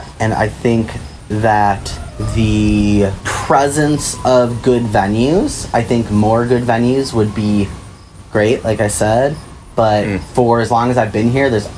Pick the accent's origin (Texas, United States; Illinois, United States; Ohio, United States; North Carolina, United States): Illinois, United States; Chicago; now in Urbana, United States; I grew up in Chicago and moved here to Urbana